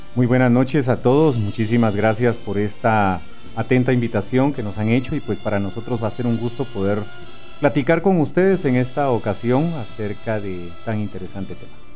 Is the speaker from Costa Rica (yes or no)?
no; Guatemala; como buenos guatemaltecos